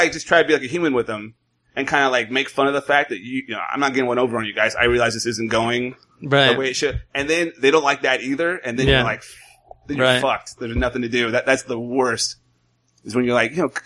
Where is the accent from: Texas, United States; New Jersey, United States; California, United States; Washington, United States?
California, United States; Modesto; I'm from Modesto, California